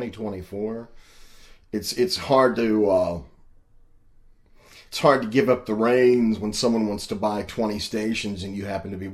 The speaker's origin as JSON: {"language": "English", "area": "Perry County", "region": "Illinois", "country": "United States", "tie": "born or raised there", "said": "growing up in Berry County, Illinois"}